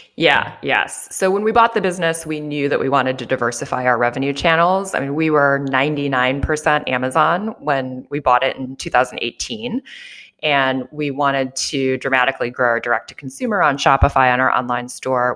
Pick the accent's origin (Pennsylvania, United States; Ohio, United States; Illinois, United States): Illinois, United States; Joliet; moved away as an adult; also born or lived in New York / Japan; I grew up here in Joliet, Illinois, about an hour south of Chicago